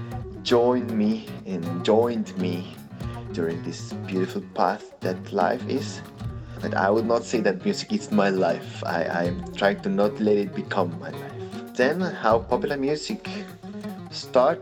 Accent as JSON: {"language": "English", "country": "Argentina", "second_language": "English", "said": "I come from a Polish family of immigrants that came to Argentina running from the war"}